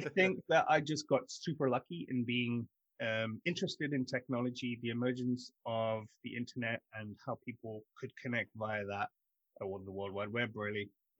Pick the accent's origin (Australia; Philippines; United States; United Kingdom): United Kingdom; London; also born or lived in South Africa; I grew up in London, South Africa, and I moved back from South Africa when I was 17.